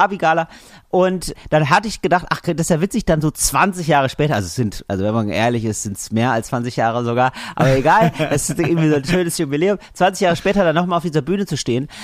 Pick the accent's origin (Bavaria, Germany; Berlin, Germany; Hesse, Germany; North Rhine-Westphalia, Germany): North Rhine-Westphalia, Germany; Geldern; moved away; ich bin ja aufgewachsen in Geldern